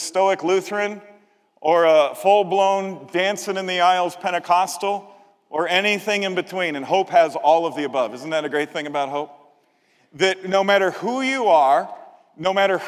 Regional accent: Chicago, Illinois, United States; I'm from Chicago

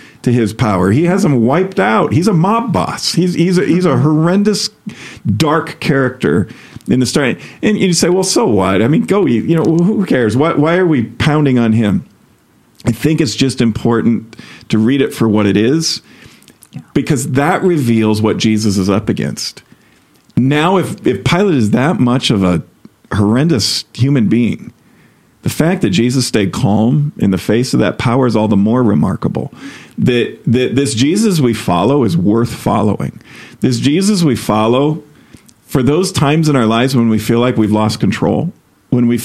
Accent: United States; being an American

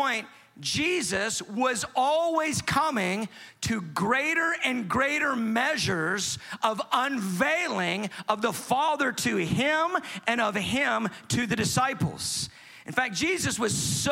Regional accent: Atlanta, Georgia, United States; I'm from Atlanta. We say amen in Atlanta.

